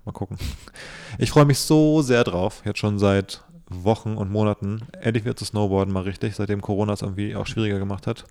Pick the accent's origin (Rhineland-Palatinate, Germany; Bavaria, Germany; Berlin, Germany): Berlin, Germany; als gebürtiger Berliner